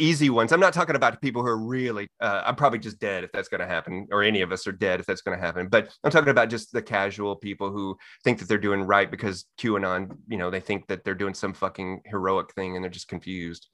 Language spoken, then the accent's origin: English; Texas, United States; I'm born and raised in Texas